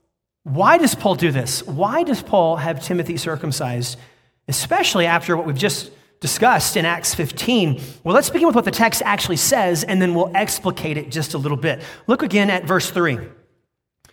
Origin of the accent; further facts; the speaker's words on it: United States; I'm an American